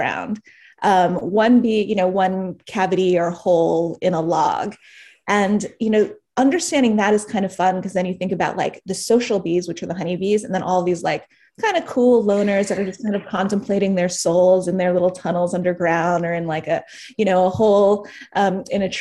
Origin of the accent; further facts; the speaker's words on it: New York City, New York, United States; I'm from New York City. I was born and raised here